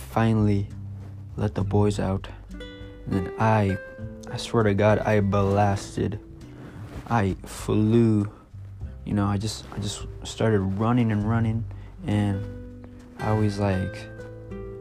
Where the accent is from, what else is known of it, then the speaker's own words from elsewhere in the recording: California, United States; I'm from California